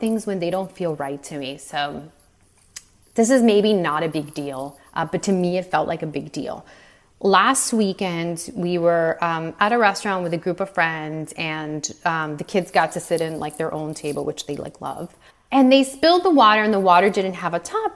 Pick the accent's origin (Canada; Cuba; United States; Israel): Cuba; moved away; I was born in Cuba, and my mother was born the year the revolution started